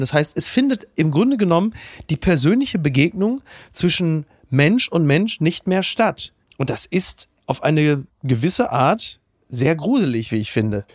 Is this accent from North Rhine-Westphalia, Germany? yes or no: yes; Castrop-Rauxel, North Rhine-Westphalia, Germany; in Castro rauxel wo ich herkomme